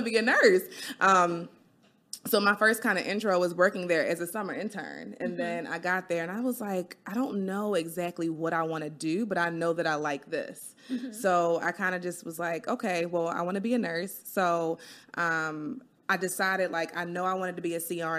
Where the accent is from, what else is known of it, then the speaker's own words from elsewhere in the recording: Baltimore, Maryland, United States; I'm from Baltimore born and raised